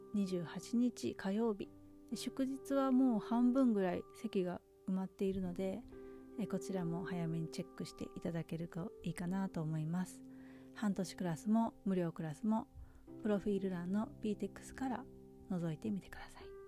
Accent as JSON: {"language": "Japanese", "country": "Japan", "also_born_or_lived": "United States", "moved": "yes", "said": "いつか日本に帰るかも"}